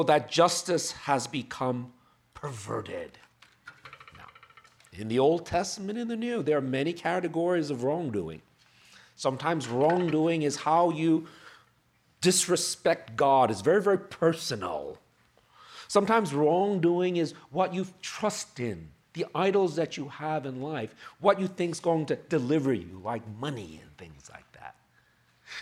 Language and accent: English; New York, United States; I'm from New York